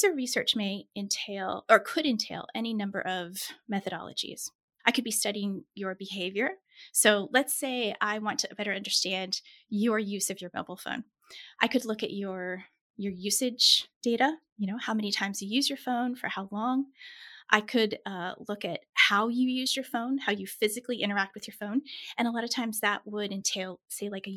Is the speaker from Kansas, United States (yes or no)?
yes; Kansas, United States; also born or lived in Pittsburgh; I was born in Kansas, which for our international listeners is right in the middle of the U.S.